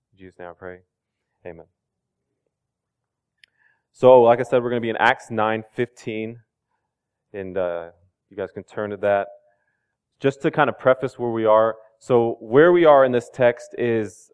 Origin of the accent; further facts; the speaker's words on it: Louisville, Kentucky, United States; I grew up in Louisville